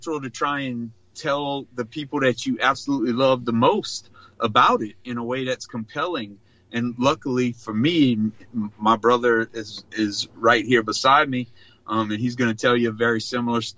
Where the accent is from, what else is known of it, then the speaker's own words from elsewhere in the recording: Chackbay, Louisiana, United States; I'm a normal country Louisiana guy, born and raised in South Louisiana from a small rural community called Chack Bay